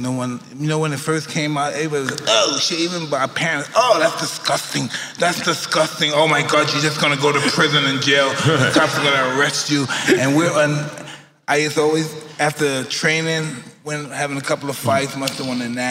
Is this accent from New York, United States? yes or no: yes; New York City, New York, United States; born or raised there